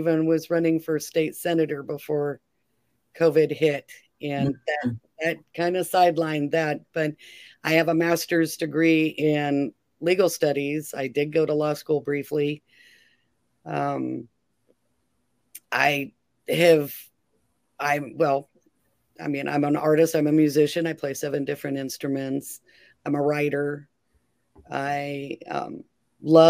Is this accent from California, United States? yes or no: yes; California, United States; moved away as an adult; also born or lived in Oklahoma; I was born and raised in California